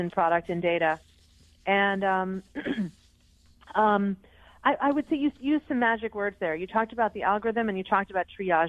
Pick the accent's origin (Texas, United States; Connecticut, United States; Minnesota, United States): Connecticut, United States; the number one state for anxiety is my home state of Connecticut.